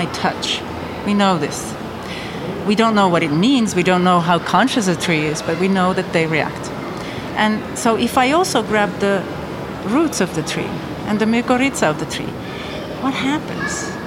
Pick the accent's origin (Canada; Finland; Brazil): Finland; I grew up in Finland